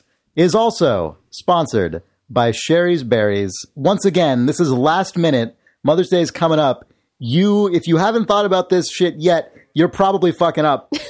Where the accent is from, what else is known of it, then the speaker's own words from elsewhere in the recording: San Francisco, California, United States; also born or lived in Berkeley; I was born in San Francisco and we lived here when I was a little kid.